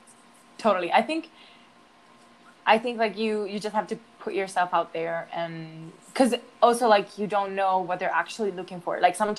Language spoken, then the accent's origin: English; United States; accent: American; I'm a little scared of learning it because I'm also scared of losing my American accent